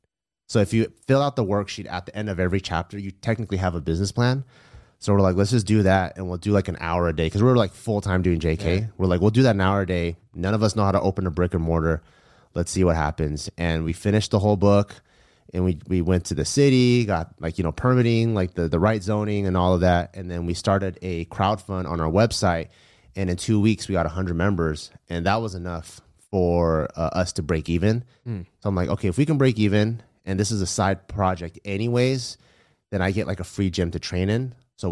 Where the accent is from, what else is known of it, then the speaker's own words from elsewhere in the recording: Los Angeles, California, United States; I grew up in LA, okay, but in the San Gabriel Valley.